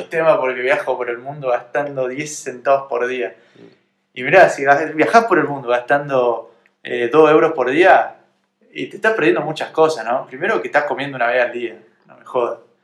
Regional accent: Argentina; estábamos en mi país

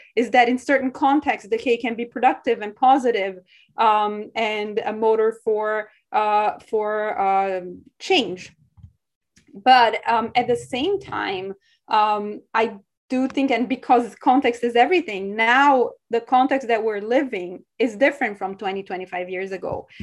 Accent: São Paulo, Brazil; moved away; I'm from Sao Paulo, Brazil. And so to me, growing up there

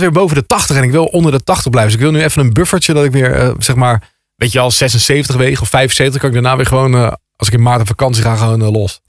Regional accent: Krimpen aan den IJssel, South Holland, Netherlands; ik kom uit Krimp aan de IJssel en ik zat op school in Capelle aan de IJssel

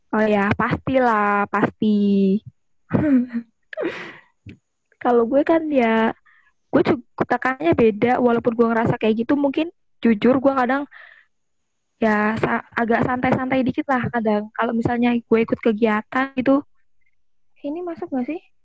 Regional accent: Jakarta, Indonesia; moved away as an adult; now in Semarang, Indonesia; Beneran dari Jakarta

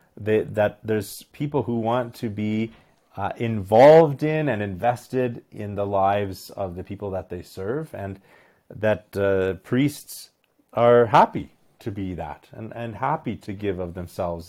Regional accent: Medicine Hat, Alberta, Canada; I was born and raised in Medicine Hat, Alberta

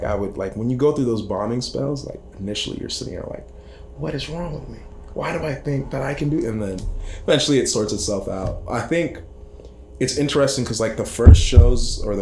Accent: Cambridge, Massachusetts, United States; now in Minneapolis, United States; I was born in Cambridge, so Massachusetts

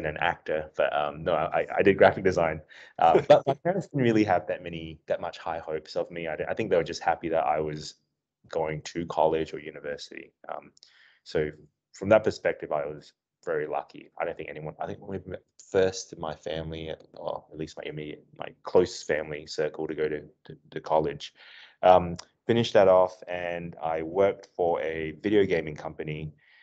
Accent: Darwin, Northern Territory, Australia; moved away as an adult; also born or lived in Adelaide; I actually grew up in Australia, and I grew up in a small town called Darwin

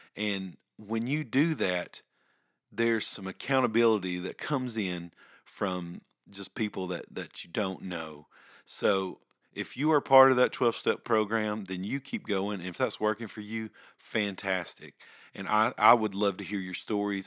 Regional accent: Ringgold, Georgia, United States; I grew up here in Ringgold, I, I have moved around several times, and, but, but this is home

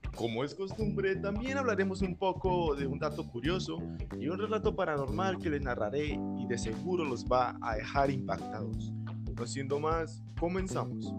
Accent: Colombia; como joven, como colombiano

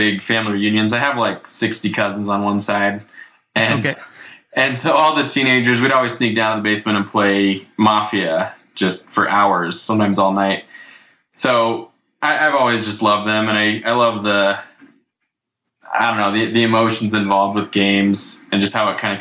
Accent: Dayton, Ohio, United States; I grew up in Ohio

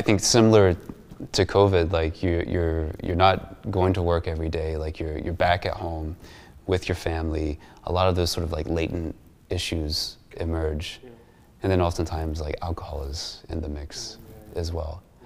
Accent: United States; as American Muslims

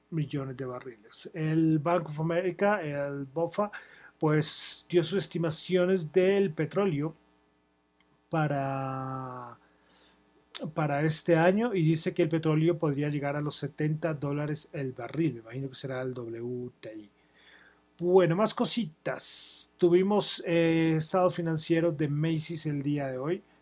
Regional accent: Colombia; Soy de Colombia, no voy a resaltar nada en especial.

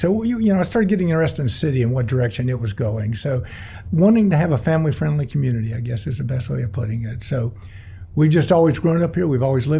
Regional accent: Winter Garden, Florida, United States; also born or lived in Gainesville; So after the war, then my dad moved down here. So, you know, we were born and raised here. And, you know, as was my wife. You know, we went, as you said, we went to schools here in Winter Garden, Winter Garden Elementary, Diller Street, and Lakeview for 6 years.

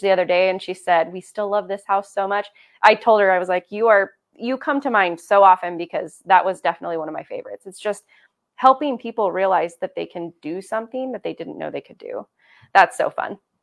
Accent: Cove, Oregon, United States; also born or lived in La Grande, Oregon; I grew up in Cove, so, and I didn't go to school in Cove, for the formative years, I came to school in La Grande during that time

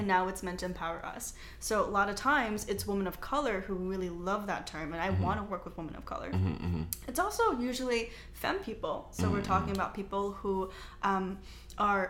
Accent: United States; I'm Chinese American, so I was born here

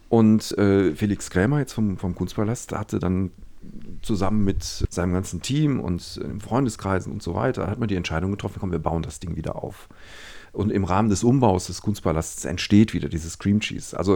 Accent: Düsseldorf, North Rhine-Westphalia, Germany; Ich bin ja in Düsseldorf geboren und aufgewachsen, zur Schule gegangen

